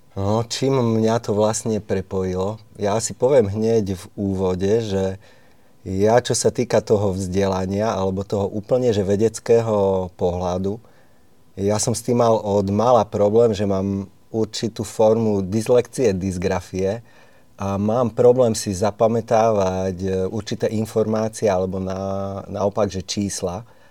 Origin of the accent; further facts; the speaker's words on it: Štrba, Prešov Region, Slovakia; u nás v Štrbe, ja som zo Štrby